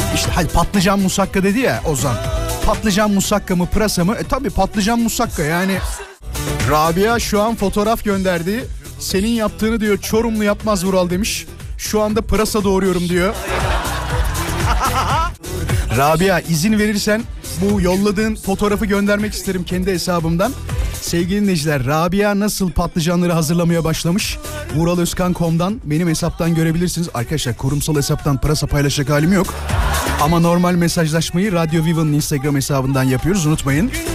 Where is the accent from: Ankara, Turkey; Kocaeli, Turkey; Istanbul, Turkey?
Kocaeli, Turkey; Izmit; Çünkü ben İzmitliyim